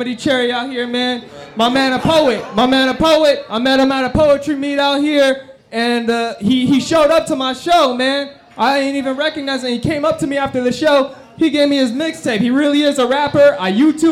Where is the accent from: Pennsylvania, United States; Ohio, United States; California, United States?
California, United States; San Leandro; I'm from San Leandro